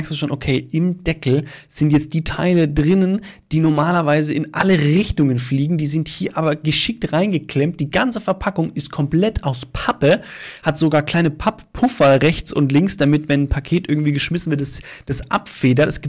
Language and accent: German; Starnberg, Bavaria, Germany; In meiner Heimatstadt Starnberg, Amtsleitung Stadtbauamt.